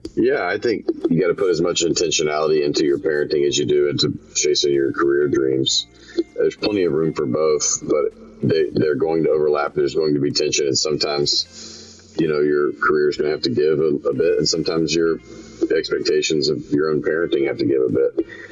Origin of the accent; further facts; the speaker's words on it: Memphis, Tennessee, United States; now in Nashville, United States; my hometown of Memphis